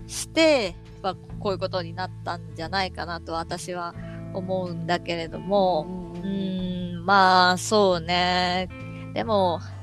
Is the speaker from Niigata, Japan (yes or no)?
no; Hiroshima, Japan; 同じ広島人